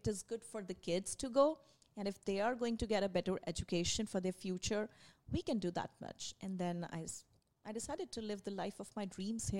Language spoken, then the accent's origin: English; India; English is a second language; moved away; I moved here in 2016 from India. So when I came here, of course, because I was from India, I was good in my English, but I had to learn the accent